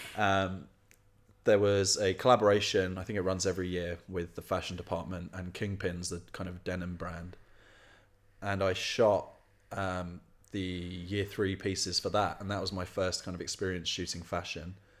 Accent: Tunbridge, South East England, United Kingdom; moved away as an adult; I grew up in Kent, middle of the countryside

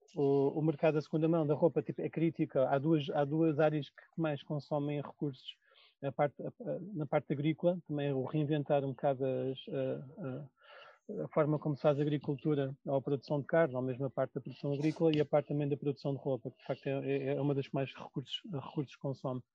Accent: Portugal; nós somos portugueses

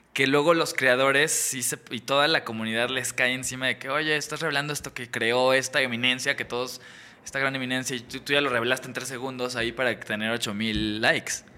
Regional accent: Mexico; una carrera de mago en México

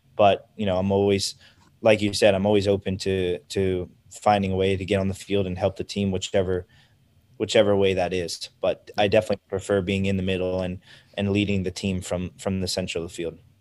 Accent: United States; I'm American

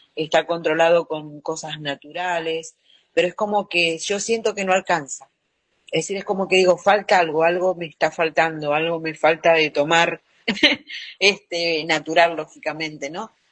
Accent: Argentina; soy argentina

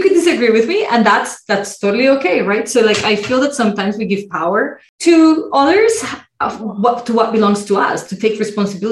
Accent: Colombia; now in Canada; I come from Colombia where medicine is private, largely private.

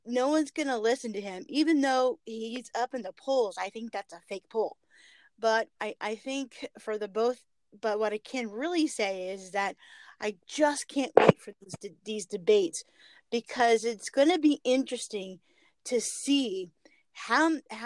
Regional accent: California, United States; moved away as an adult; now in North Carolina, United States; I was born and raised in California

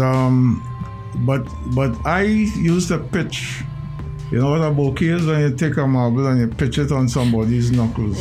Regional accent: Port of Spain, Trinidad & Tobago; I was born in the Jackman's residence, 10 Schuler Street, East Dry River, next to Rosella School

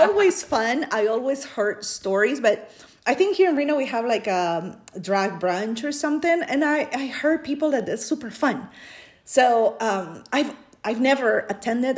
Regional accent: Peru; English is a second language; moved away as an adult; now in United States; I grew up in Peru

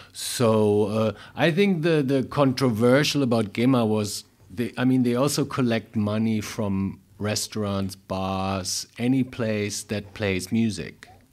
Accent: Frankfurt, Hesse, Germany; born or raised there; English is a second language; moved away as an adult; also born or lived in New York

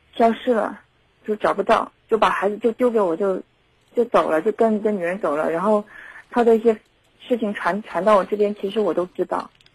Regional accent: Zhengzhou, Henan, China; 我们家郑州的

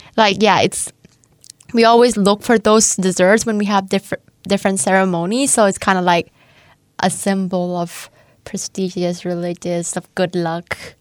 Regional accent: Chanthaburi, Thailand; moved away as an adult; now in Hungary; I'm from Tantaburi, which is the east, the east of Thailand

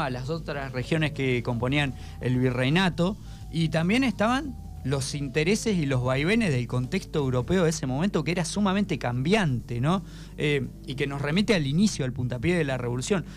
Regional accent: Argentina; Nuestro país

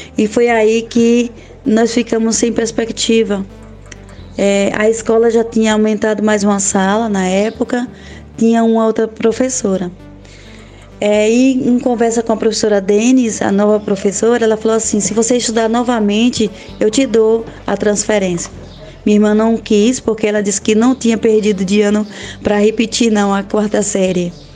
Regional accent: Brazil; now in Quixaba de Santa Rita, Brazil; Escola São Tiago, de Pedra Grande do Cortume, onde nasci e onde iniciei minha trajetória como estudante

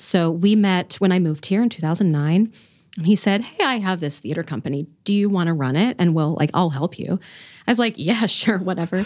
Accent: Florida, United States; moved away as an adult; also born or lived in Indiana / Bethlehem, Pennsylvania; now in Reading, United States; I am not from here. I grew up in Florida.

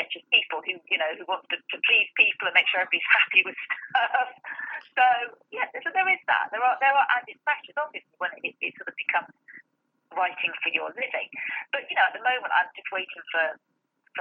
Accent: Nottingham, East Midlands, United Kingdom; moved away as an adult; also born or lived in Salisbury, Wiltshire / Manchester; now in South of England; I was born in Salisbury and Wiltshire, and then we moved to Nottingham when I was 7. And then, aside from a short period where I lived in Manchester for a few years, I've lived in Nottingham pretty much all of my life

